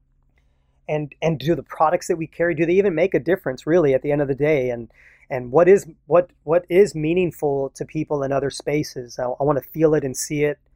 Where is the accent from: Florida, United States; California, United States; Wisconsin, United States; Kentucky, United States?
California, United States; San Jose; when I grew up in San Jose in this all Mexican neighborhood